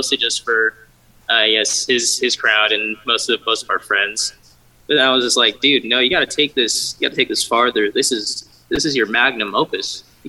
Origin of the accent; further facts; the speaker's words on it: Waldorf, Maryland, United States; I'm from Waldorf, Maryland, which is like 30 minutes south of D.C.